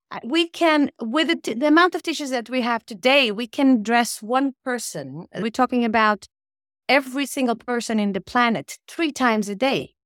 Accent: Portugal; moved away as an adult; also born or lived in Porto, Portugal / Rome, Italy / Berlin, Germany; now in Oslo, Norway; I'm from Portugal, so I left Portugal when I was, uh, twenty-two to study architecture in Italy.

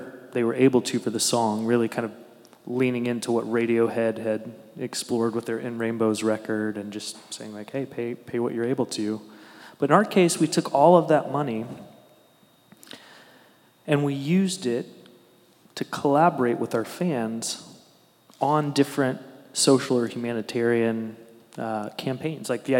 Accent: Newport News, Virginia, United States; where I grew up in Newport News

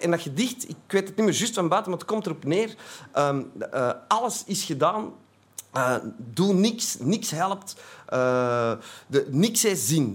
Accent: Antwerp, Flanders, Belgium; ik kom uit Antwerpen, dat zult al horen

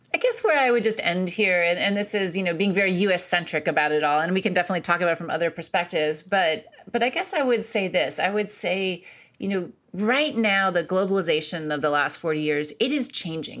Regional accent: Akron, Ohio, United States; moved away; I grew up in Akron, Ohio

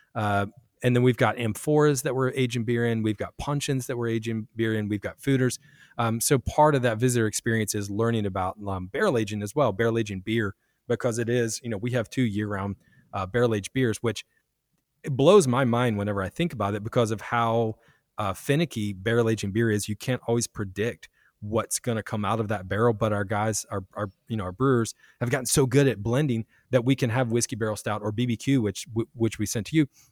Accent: Virginia, United States; now in Kansas City, United States; Virginia, where I'm from

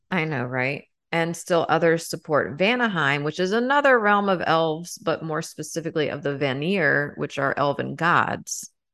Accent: United States; I'm American

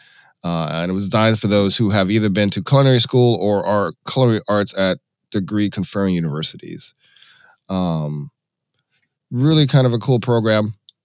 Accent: Atlanta, Georgia, United States; now in Milwaukee, United States; my hometown of Atlanta, Georgia.

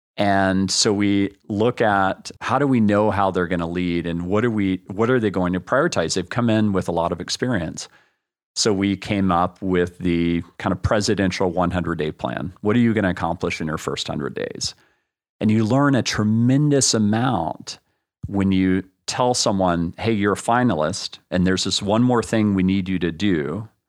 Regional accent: Austin, Texas, United States; growing up in Austin

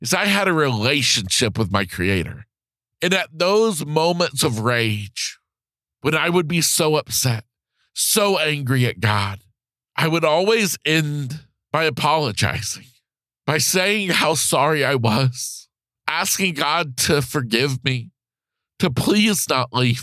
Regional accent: Florida, United States; back in Florida, my home state

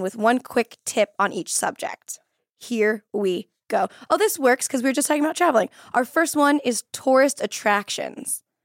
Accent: Florida, United States; I'm from Florida and our cheerleading team was from this place called Sanford

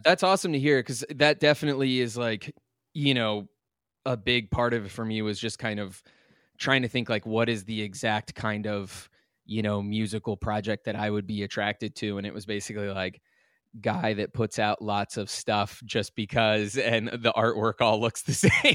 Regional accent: Lovettsville, Virginia, United States; I grew up in this really tiny town called Lovettsville

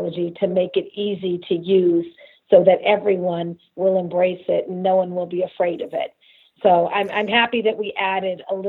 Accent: Los Angeles, California, United States; also born or lived in San Francisco / Frankfurt, Germany; I must have been about 6 years old when we moved back to LA. And, you know, so that's where I'm from

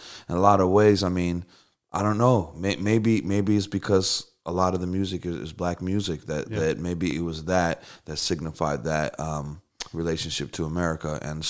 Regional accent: Moldova; born there; I was born on a cold. No. so I grew up in, I was born in Moldavia, which is right near Ukraine.

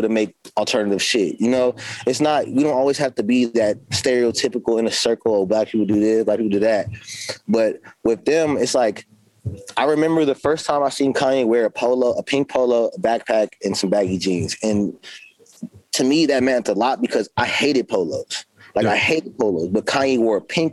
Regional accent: California, United States; now in Baltimore, United States; I'm always going to be from Cali. I'm from Cali

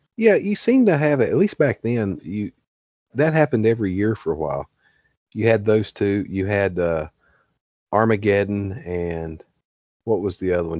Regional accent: Glade Spring, Virginia, United States; six miles down the road at exit twenty-nine is Glade Spring where I grew up

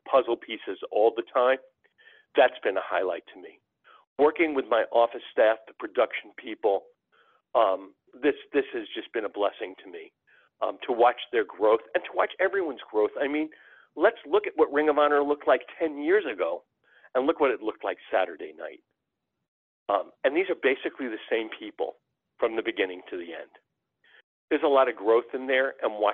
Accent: New York area, United States; My father took me to Madison Square Garden when I was a boy and growing up in New York area

